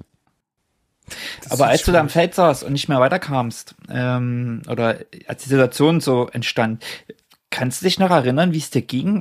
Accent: Saxony, Germany; bei uns in Sachsen

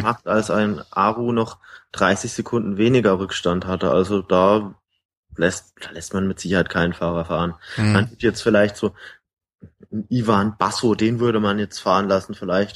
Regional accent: Baden-Württemberg, Germany; eigentlich bin ich ein Badener

